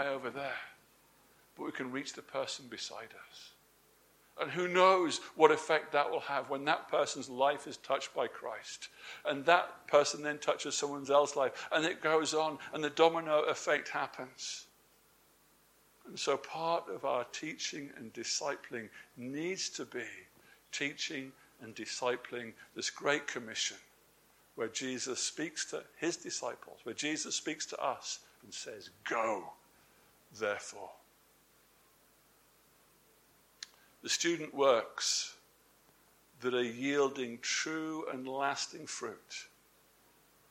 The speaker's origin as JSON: {"language": "English", "region": "England", "country": "United Kingdom", "said": "I'm English."}